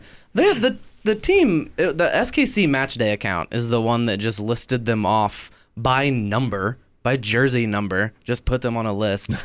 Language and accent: English; Kansas City, United States; I am from Kansas City.